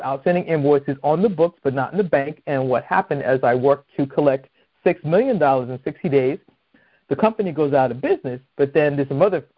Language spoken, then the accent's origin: English; Boston, Massachusetts, United States; now in Maryland, United States; I'm originally from Boston